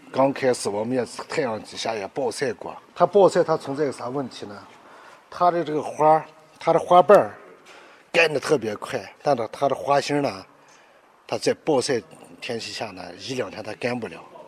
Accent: Dabancheng, Xinjiang, China; 我们是，确确实实在这儿长大的

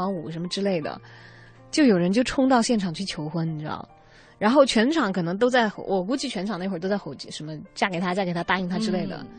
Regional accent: China; 就我们中国人的面子观点，可能哪怕我表面把这个情绪安抚下去

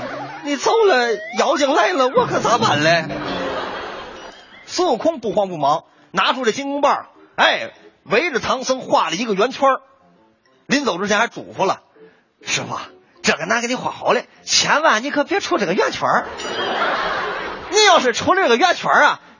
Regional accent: Tianjin, China; 这是我们天津人那修自行车了。

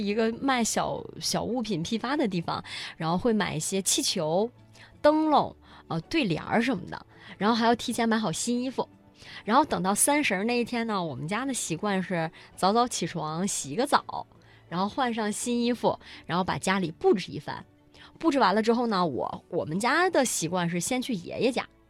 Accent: Harbin, Heilongjiang, China; 我是来自黑龙江哈尔滨的

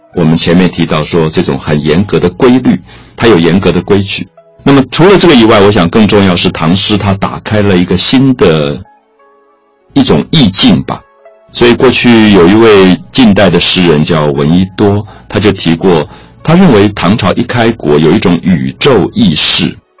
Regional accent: Taiwan; 我来自台湾

